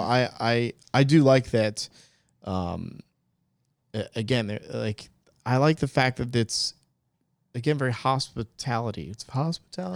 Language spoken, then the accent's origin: English; New Jersey, United States; now in Greenville, United States; I was born in New Jersey, so I got a little, still got a little bit Jersey in me